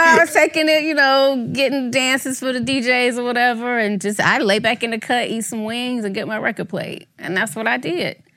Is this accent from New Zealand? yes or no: no; Atlanta, Georgia, United States; growing up in Southwest Atlanta, we ain't have a lot